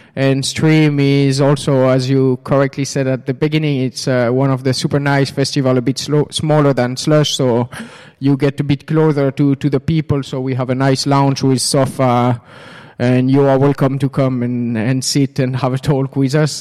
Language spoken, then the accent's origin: English; Switzerland; moved away as an adult; now in Finland; I'm actually originally from Switzerland. And I came to, to Finland now about two and a half years ago